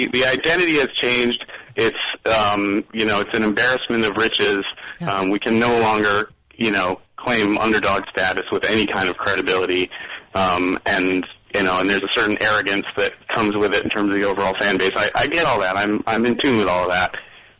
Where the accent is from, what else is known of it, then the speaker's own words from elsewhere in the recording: Boston, Massachusetts, United States; I'm coming from the Boston perspective